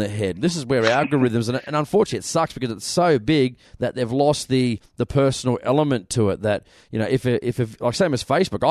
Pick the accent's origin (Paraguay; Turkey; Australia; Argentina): Australia; Sydney, New South Wales; I come from Western Sydney, which was a heavily Labor-dominated area